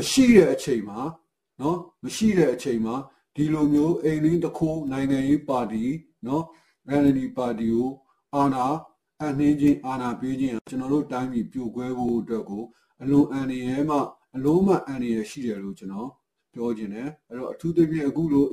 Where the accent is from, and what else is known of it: Myanmar